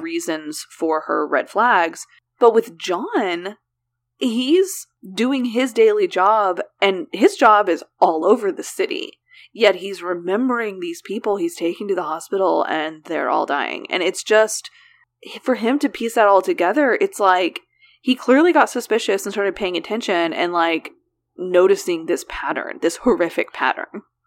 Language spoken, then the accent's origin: English; Oklahoma, United States; For as many things that we do pronounce correctly in Oklahoma, there are more that we pronounce incorrectly